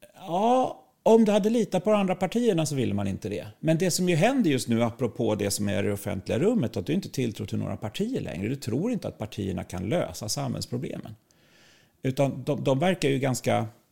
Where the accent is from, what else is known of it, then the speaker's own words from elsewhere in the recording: Sweden; vi som svenskar